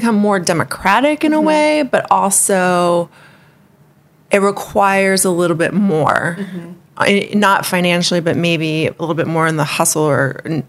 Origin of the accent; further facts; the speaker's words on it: Hawaii, United States; And growing up in Hawaii wasn't necessarily easy because there's a lot of being a haole and all that stuff.